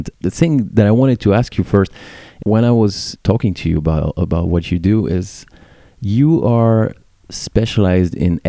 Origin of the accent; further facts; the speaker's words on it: Paris, Île-de-France, France; I'm French, I'm born and raised in Paris.